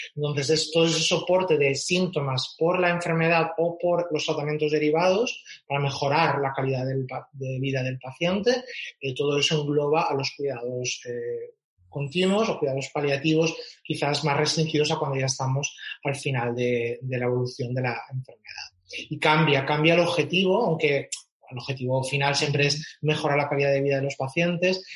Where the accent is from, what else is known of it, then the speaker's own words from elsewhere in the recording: Catalonia, Spain; moved away; soy, soy catalán